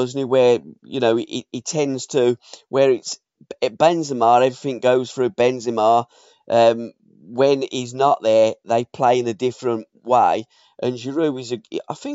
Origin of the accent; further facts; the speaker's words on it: England, United Kingdom; we are English